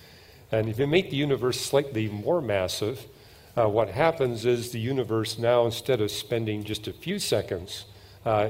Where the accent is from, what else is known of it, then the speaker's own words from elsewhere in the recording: Canada; I'm from Canada